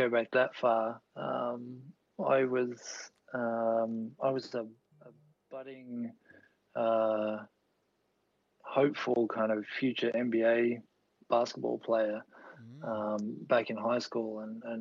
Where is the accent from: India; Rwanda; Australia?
Australia; Gold Coast, Queensland; also born or lived in Melbourne, Victoria; I was born in Melbourne, Queen Victoria Hospital, which is, as I understand it, is no longer there, or part of the building is still there. And grew up in Victoria until I was about 8, and then our family moved up to the Gold Coast.